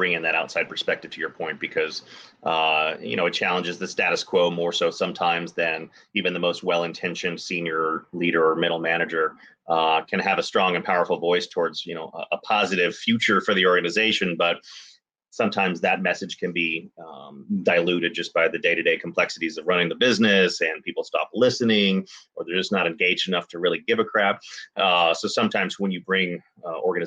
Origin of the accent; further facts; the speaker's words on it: Dallas, Texas, United States; I grew up in Dallas